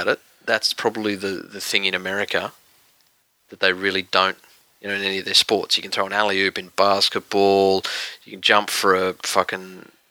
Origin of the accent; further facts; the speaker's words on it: Queensland, Australia; As a Queenslander